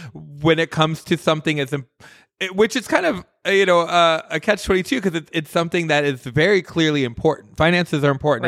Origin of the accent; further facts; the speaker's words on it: Midwest, United States; also born or lived in New York / Las Vegas; now in Los Angeles, United States; I grew up in the Midwest